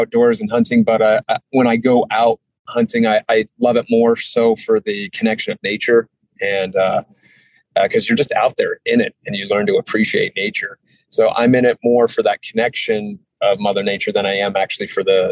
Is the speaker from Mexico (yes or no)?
no; Hailey, Idaho, United States; also born or lived in Sun Valley, Idaho; now in Utah, United States; I grew up in Idaho. So I was born in Sun Valley, Idaho, grew up outside of Haley